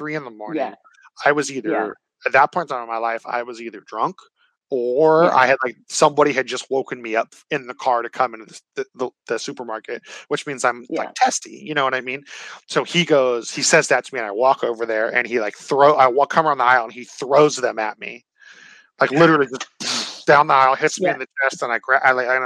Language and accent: English; Santa Cruz, California, United States; moved away; Santa Cruz, my hometown